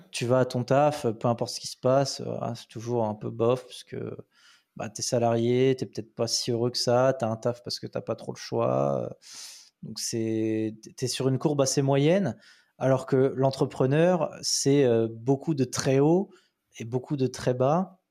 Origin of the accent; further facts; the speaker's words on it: France; moved away as an adult; now in Sofia, Bulgaria; en France, bah, on a un pays de râleur